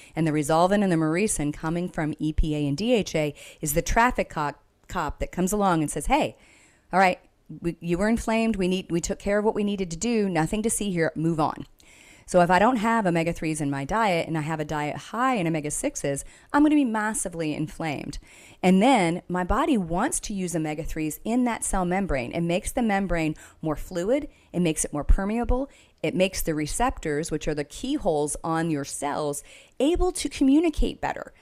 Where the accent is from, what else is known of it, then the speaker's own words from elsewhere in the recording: Texas, United States; I'm from Texas